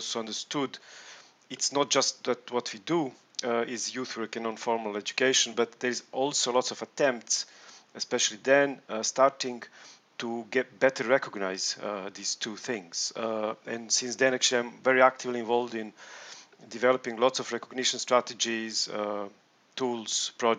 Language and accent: English; Belgrade, Serbia; I'm coming from Belgrade, Serbia.